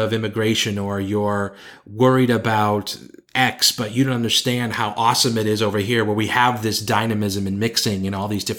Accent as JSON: {"language": "English", "country": "United States", "said": "I feel more American and more patriotic about my home country and my culture now that I've lived outside it for so long."}